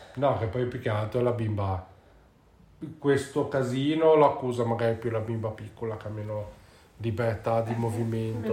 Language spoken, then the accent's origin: Italian; Genoa, Liguria, Italy; si usa qua dalle nostre parti a Genova